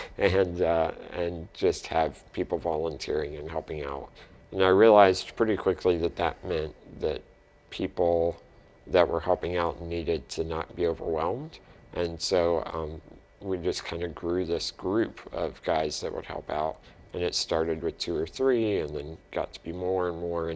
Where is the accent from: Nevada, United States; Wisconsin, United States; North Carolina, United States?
North Carolina, United States; moved away as an adult; now in Fort Wayne, United States; I moved here from North Carolina, where I grew up